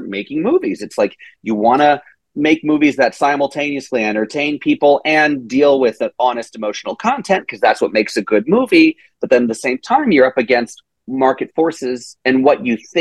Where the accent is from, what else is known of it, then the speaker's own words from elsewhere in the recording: Tennessee, United States; I'm born and raised in Tennessee